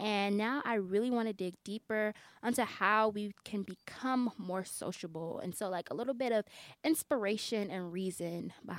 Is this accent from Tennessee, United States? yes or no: no; Chicago, Illinois, United States; actually, I'm going to start doing that because I fly so much because I'm from Chicago.